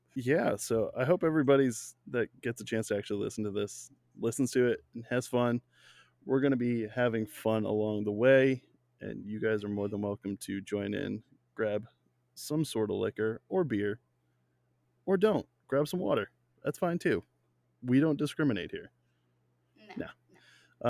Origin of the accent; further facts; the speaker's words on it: Rhode Island, United States; now in Virginia, United States; I am from Virginia, originally from Rhode Island